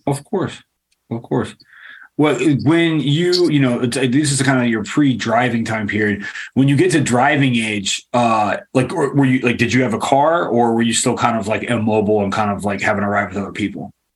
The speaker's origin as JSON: {"language": "English", "town": "Richmond", "region": "Virginia", "country": "United States", "tie": "born or raised there", "said": "I grew up like in Richmond"}